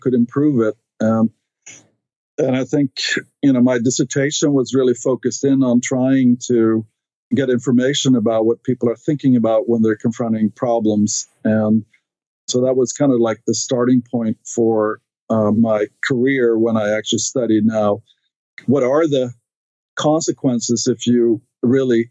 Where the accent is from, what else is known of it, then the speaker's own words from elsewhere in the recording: Stockholm, Stockholm County, Sweden; English is a second language; moved away as an adult; now in United States; I grew up in Sweden, in Stockholm, which is the capital of Sweden